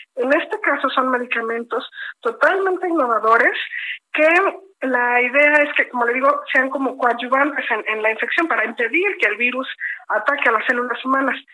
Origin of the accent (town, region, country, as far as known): Mexico